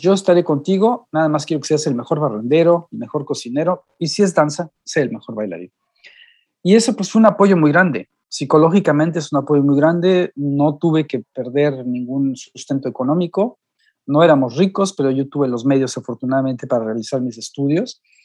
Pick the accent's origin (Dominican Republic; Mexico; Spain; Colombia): Mexico; moved away as an adult; now in Europe